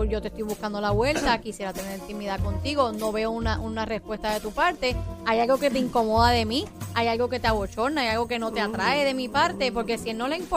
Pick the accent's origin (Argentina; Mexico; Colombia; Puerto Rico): Puerto Rico; Bayamón; Yo soy de Bayamón Sur, cerquita de donde estaba diciendo.